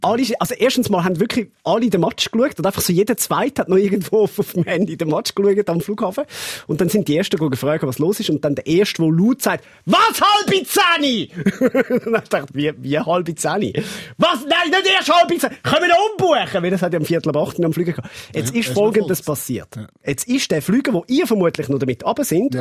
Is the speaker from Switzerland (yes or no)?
yes; Switzerland; wie man das macht als Schweizer